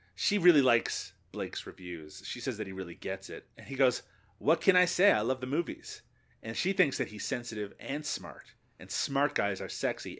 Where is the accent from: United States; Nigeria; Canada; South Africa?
Canada; as a Canadian